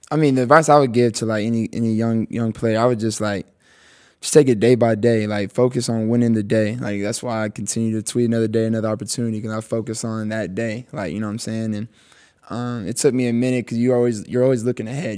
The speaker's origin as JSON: {"language": "English", "region": "Texas", "country": "United States", "tie": "born or raised there", "said": "I was born in Texas, so, like, I just know how, like, the Texas love is"}